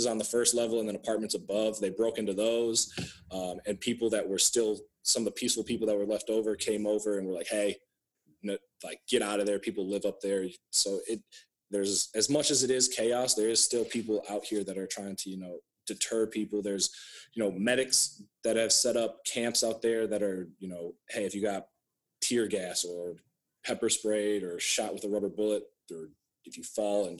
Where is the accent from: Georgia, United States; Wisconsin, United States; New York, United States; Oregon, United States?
Wisconsin, United States; Osceola; I grew up in Osceola, Wisconsin, as you know, predominantly white area